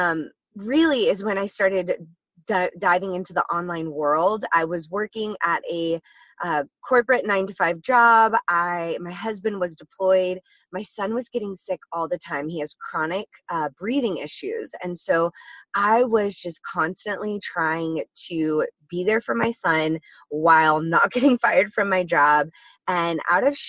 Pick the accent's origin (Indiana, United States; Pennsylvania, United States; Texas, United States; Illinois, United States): Texas, United States; now in San Diego, United States; I am originally from Texas. I am a proud Texas native.